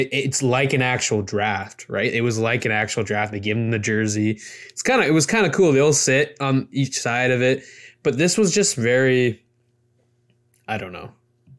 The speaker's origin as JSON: {"language": "English", "country": "Canada", "said": "hey, we're Canadian players."}